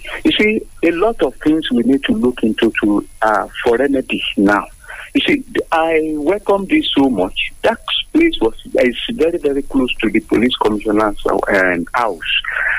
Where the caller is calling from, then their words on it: Abeokuta, Ogun State, Nigeria; from Abeokuta.